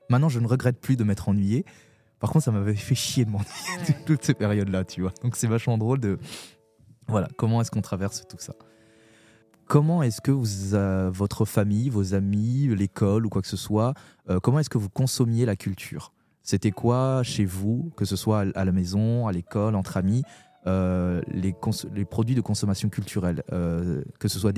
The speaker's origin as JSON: {"language": "French", "country": "Burundi", "said": "à l'adolescence, comme je suis retourné au Burundi, mon pays d'origine"}